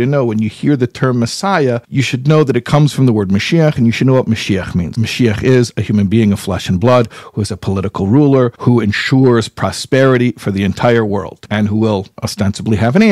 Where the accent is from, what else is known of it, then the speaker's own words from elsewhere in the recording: United States; I'm an American boy as well. I grew up here